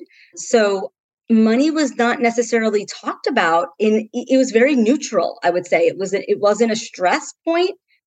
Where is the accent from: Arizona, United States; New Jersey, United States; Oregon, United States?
New Jersey, United States; Central; I grew up in Central New Jersey.